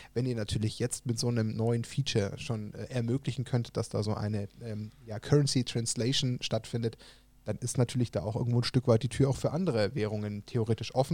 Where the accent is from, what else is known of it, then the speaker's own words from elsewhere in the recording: Germany; als Deutsche